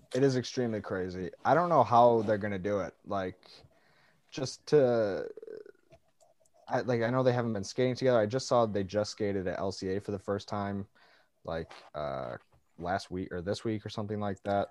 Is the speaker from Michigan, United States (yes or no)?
yes; Detroit, Michigan, United States; growing up in Detroit